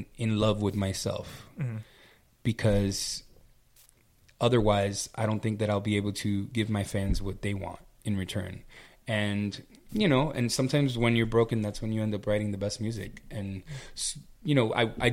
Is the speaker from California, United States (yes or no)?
no; Miami, Florida, United States; I was from Miami